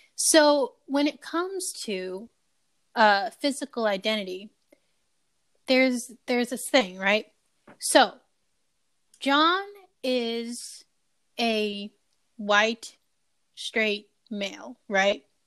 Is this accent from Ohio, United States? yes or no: yes; Ohio, United States; being from Ohio